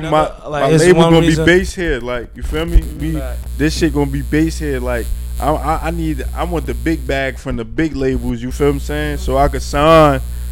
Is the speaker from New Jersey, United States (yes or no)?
yes; Newark, New Jersey, United States; I'm from Brick City. Like, you automatically known to be gritty. If you from Newark, so it adds to your persona.